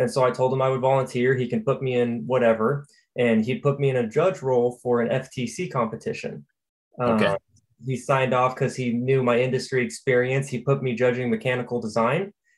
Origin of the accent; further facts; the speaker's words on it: Sacramento, California, United States; moved away as an adult; now in Michigan, United States; Born and raised in California. I'm 24 now. I was born and raised for 20 years in California, or 21 before I moved. And I was Sacramento area when I was in California.